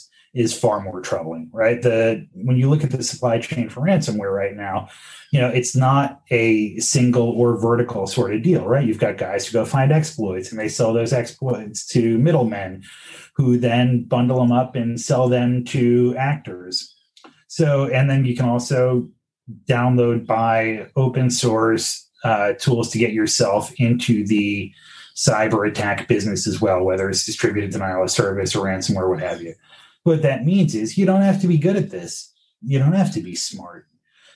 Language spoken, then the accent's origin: English; New York, United States; as a New Yorker